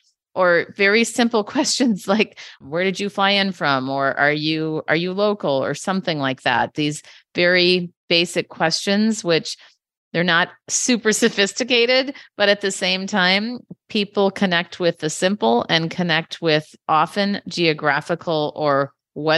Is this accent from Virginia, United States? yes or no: no; Minneapolis, Minnesota, United States; now in San Francisco, United States; I'm originally from Minneapolis, but now I live in San Francisco.